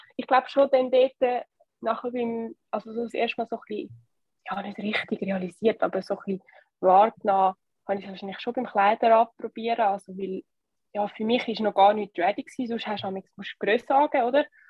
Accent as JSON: {"language": "German", "country": "Switzerland", "said": "als Schweizer Team"}